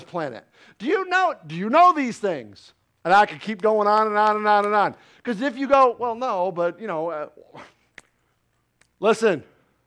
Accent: New York, United States; now in Jacksonville, United States; I'm a New Yorker

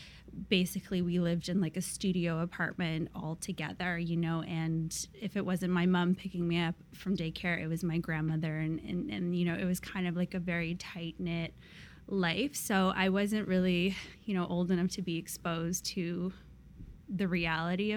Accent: Seattle, Washington, United States; also born or lived in Vladivostok, Russia; I was born in Vladivostok, which is super far east. It's like on the Sea of Japan, and it borders like China. So I was born there, and when I was like 5 or so, we actually left and immigrated to the United States. So I actually grew up in Seattle

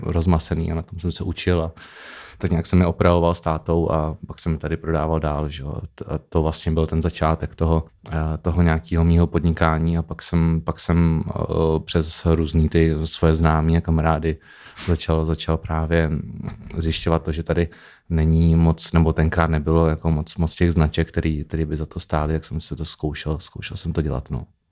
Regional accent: Opatovice nad Labem, Pardubice Region, Czechia; also born or lived in Chrudim / Bristol, England / Amsterdam, Netherlands; narodil jsem se v eh, Chrudimi, mm-hmm. ale celý život jsem žil v Opatovicích nad Labem.

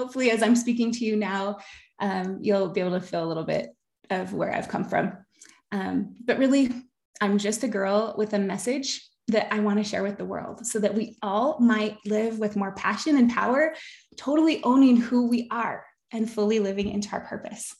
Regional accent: Park City, Utah, United States; also born or lived in Bountiful, Utah / Sandy, Utah / Henefer, Utah; I grew up in Park City. I went to Park City High School, go Miners

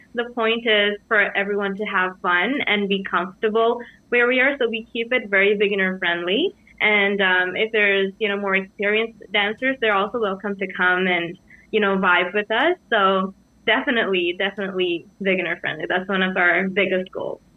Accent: Sri Lanka; moved away; I'm from Sri Lanka and I'm from central, central country.

